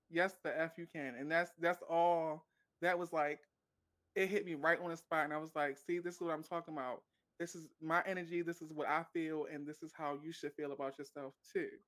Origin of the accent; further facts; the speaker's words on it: Maryland, United States; I'm from Maryland